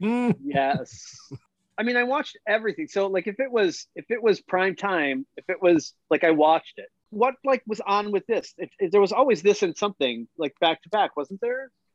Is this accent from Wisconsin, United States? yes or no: yes; Milwaukee, Wisconsin, United States; from Milwaukee